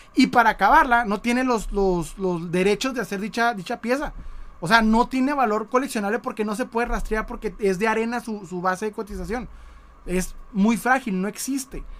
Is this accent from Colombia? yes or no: no; Mexico; como buen mexicano